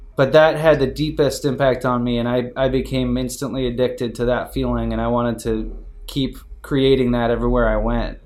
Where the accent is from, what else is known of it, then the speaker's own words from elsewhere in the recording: Detroit, Michigan, United States; I'm born and raised in Detroit